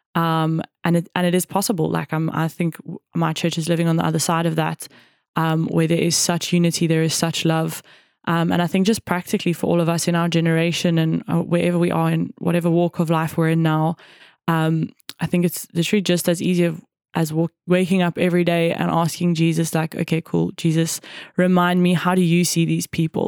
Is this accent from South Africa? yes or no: yes; South Africa; also born or lived in Cape Town / Johannesburg / Jeffreys Bay; growing up in South Africa